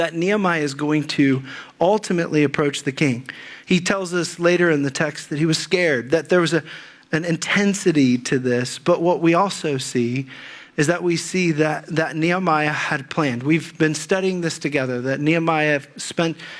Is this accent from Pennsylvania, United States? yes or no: no; Dayton, Ohio, United States; moved away as an adult; also born or lived in Dallas; I grew up in the Dayton area